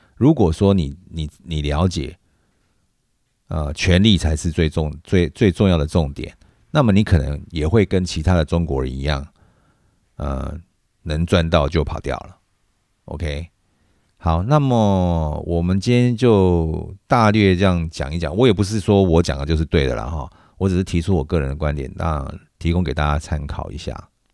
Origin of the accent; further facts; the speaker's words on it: Taiwan; 我是在台湾长大